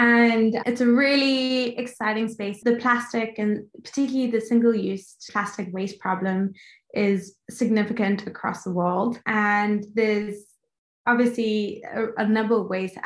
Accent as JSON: {"language": "English", "town": "Johannesburg", "region": "Gauteng", "country": "South Africa", "tie": "born or raised there", "also_born_or_lived": "Cape Town, South Africa / Sydney, Australia", "moved": "as an adult", "said": "I was born and raised in South Africa"}